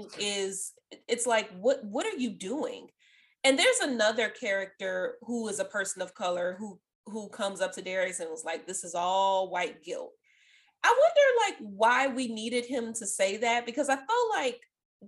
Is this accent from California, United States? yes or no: no; New Orleans, Louisiana, United States; Even when I was like super young, living in New Orleans East